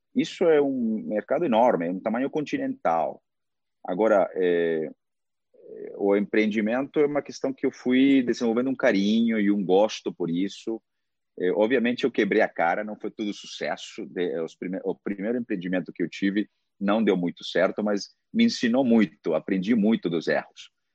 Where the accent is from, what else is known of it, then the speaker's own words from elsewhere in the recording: Peru; Portuguese is a second language; also born or lived in Boston, United States; now in Brazil; nasci no Peru, morei 11 anos nos Estados Unidos e agora estou no Brasil há quase 16 anos